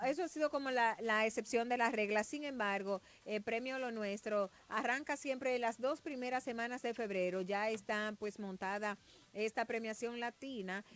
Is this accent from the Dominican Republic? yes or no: yes; Dominican Republic; como dominicanos